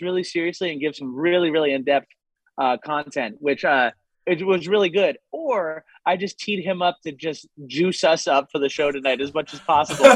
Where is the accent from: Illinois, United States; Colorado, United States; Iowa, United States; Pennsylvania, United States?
Pennsylvania, United States; Lancaster; now in Los Angeles, United States; I'm from Pennsylvania originally